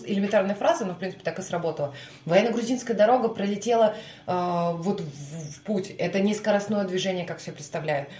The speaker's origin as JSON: {"language": "Russian", "town": "Murmansk", "region": "Murmansk Oblast", "country": "Russia", "tie": "born or raised there", "moved": "yes", "lives_now": "Saint Petersburg, Russia", "said": "Мурманск недавно посетила, это мой родной город"}